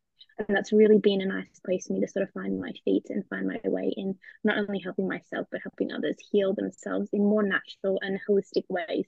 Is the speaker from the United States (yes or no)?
no; Australia; now in United Kingdom; So I am an Aussie that lives in the UK at the moment.